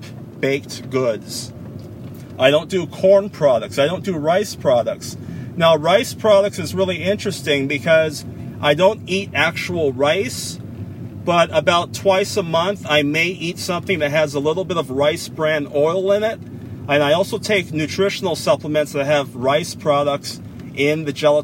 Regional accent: San Francisco, California, United States; now in Concord, United States; I moved from San Francisco to Concord, California, after having lived in San Francisco for over 44 years

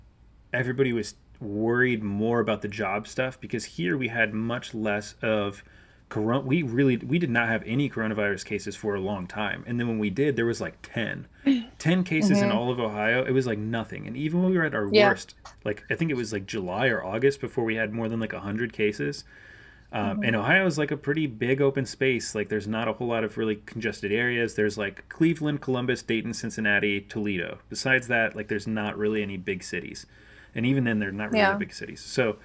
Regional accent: Japan; I mean, I grew up in Japan. I lived in Japan like not too long after SARS

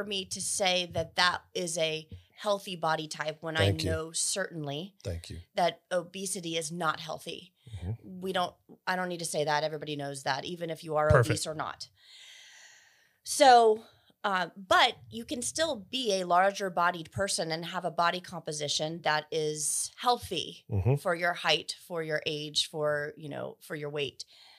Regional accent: Burke, Virginia, United States; moved back to my hometown. I'm from Fairfax County, Virginia. Mm-hmm. It's actually called Burke, is the town.

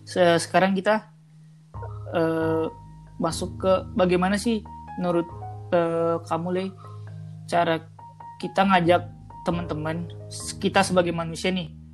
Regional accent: Minang, West Sumatra, Indonesia; aku itu uh, lahir di Minang

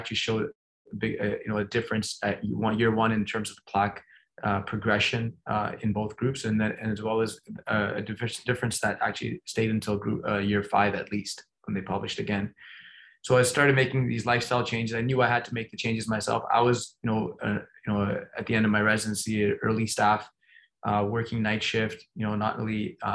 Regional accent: Toronto, Ontario, Canada; moved away; I grew up in Toronto

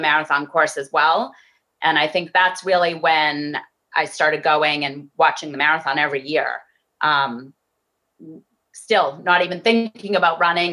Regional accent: Framingham, Massachusetts, United States; I grew up in Framingham, Massachusetts

